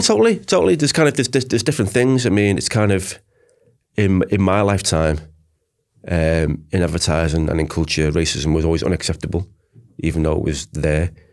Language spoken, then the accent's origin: English; Liverpool, North West England, United Kingdom; moved away as an adult; I'm from Liverpool